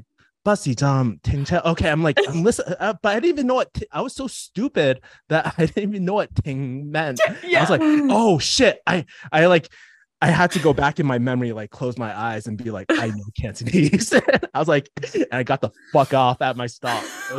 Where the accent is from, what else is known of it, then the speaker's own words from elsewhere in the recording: United States; Hong Kong, it's like a bit of British culture, but we're not, I'm American, right?